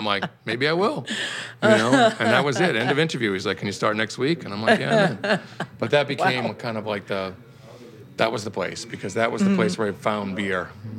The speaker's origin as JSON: {"language": "English", "area": "about 20 miles south of Boston", "region": "Massachusetts", "country": "United States", "tie": "born or raised there", "also_born_or_lived": "California", "moved": "as an adult", "lives_now": "New York, United States", "said": "I'm from Boston originally, yeah. I grew up about 20 miles south of Boston."}